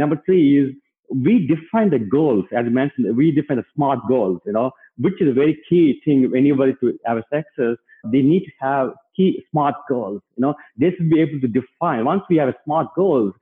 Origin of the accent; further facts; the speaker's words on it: India; moved away as an adult; now in United States; myself and my wife came to US in 2004. We grew up in India